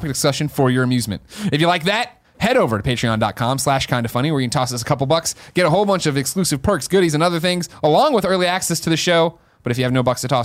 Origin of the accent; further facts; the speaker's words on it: Chicago, Illinois, United States; moved away; growing up in Chicago